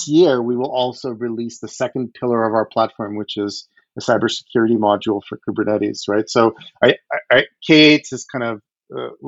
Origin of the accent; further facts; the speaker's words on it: Odesa, Odesa Oblast, Ukraine; moved away; I was born in the Ukraine. I was born in Odessa.